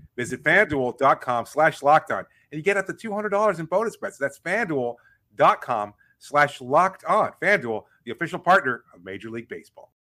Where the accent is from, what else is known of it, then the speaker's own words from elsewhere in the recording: Miami, Florida, United States; I grew up in Miami